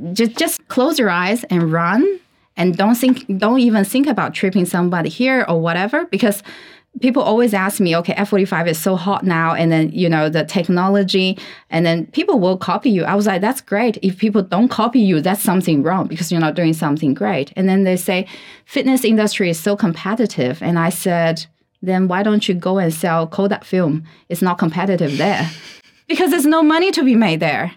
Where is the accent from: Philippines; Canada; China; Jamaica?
China; English is a second language; I learned English when I was like what 14, 13 mm. years old in China